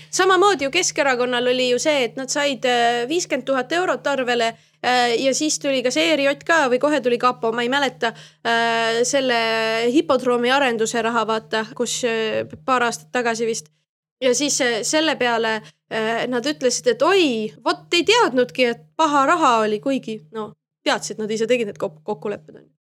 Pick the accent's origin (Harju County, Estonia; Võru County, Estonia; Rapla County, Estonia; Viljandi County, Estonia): Harju County, Estonia; Keila; ma olen Keilast pärit, ma käisin Vikerkaare lasteaias